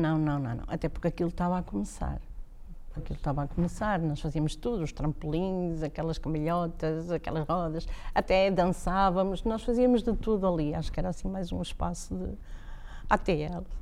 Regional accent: Braga, Norte, Portugal; also born or lived in Guimarães; Eu sou de Braga, o meu pai é de Braga

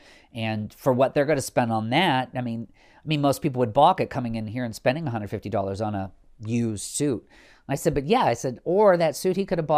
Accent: Midwest, United States; vanilla plain as my palate is growing up in the Midwest.

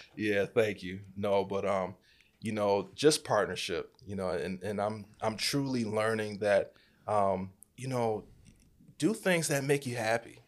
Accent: Rochester, New York, United States; Born and raised in Rochester, New York.

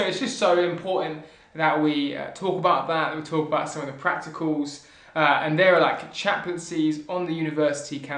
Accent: Southampton, South East England, United Kingdom; I'm from Southampton

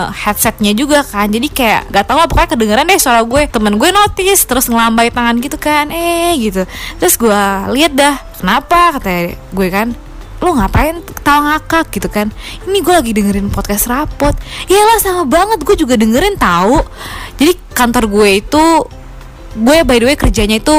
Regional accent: Jakarta, Indonesia; now in Melbourne, Australia; gue dari Jakarta tapi sekarang tinggal di Melbourne.

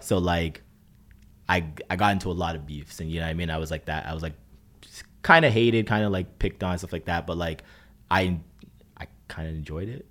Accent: Brampton, Ontario, Canada; now in Toronto, Canada; growing up in Brampton was, uh, this was different.

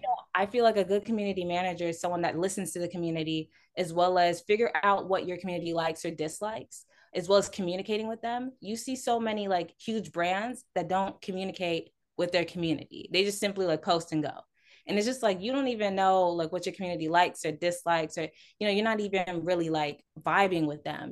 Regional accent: Houston, Texas, United States; I'm a Houston native, born and raised

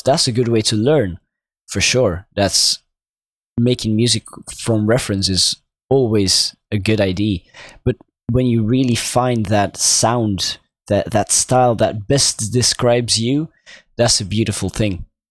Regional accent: Belgium; I'm obviously from Belgium

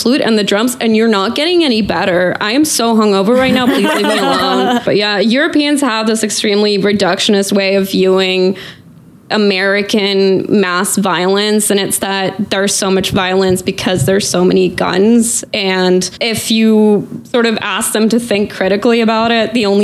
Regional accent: Northern Norway, Norway; moved away as an adult; also born or lived in Portland, Oregon, United States / Oslo, Norway / England; now in Scotland, United Kingdom; I'm originally from Northern Norway. Then when I was a teenager, I lived in Portland, Oregon. Then I moved back to Norway

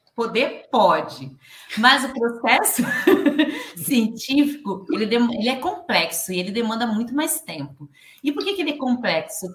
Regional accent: Rondonópolis, Mato Grosso, Brazil; now in Florianópolis, Brazil; Sou nascida lá em Rondonópolis, no Mato Grosso, mas resido já tem 10 anos aqui

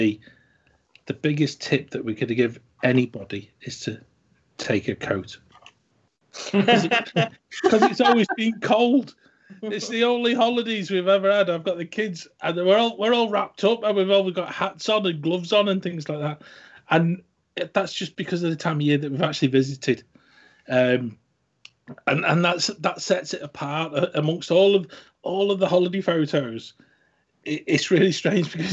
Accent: the north of England, United Kingdom; accent: northern; we live in the north of the country, in case any of the listeners haven't sort of guessed from my accent

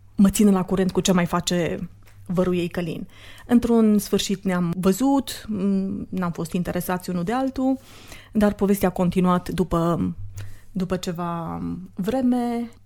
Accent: Sibiu, Sibiu County, Romania; moved away as an adult; also born or lived in Austria; now in Cluj-Napoca, Romania; Eu vin de la Sibiu, am venit în Cluj în 92 la facultate

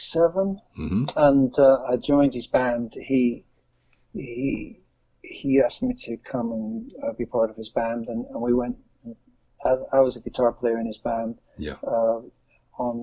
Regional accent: Lancashire, North West England, United Kingdom; I was from the northwest of England, Lancashire

